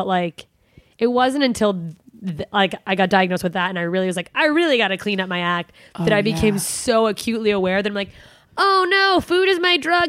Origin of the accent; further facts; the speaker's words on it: Alaska, United States; I'm from Alaska.